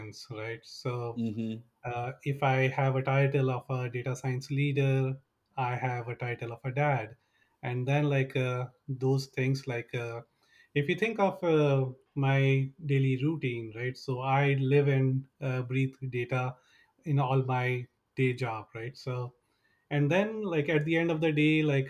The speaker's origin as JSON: {"language": "English", "country": "India", "tie": "born or raised there", "moved": "as an adult", "lives_now": "Bay Area, United States", "said": "I've been in the US for last 17 years, originally from India"}